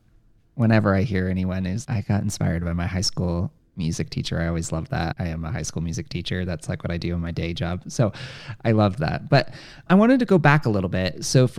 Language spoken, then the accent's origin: English; Bay Area, California, United States; Growing up in the Bay Area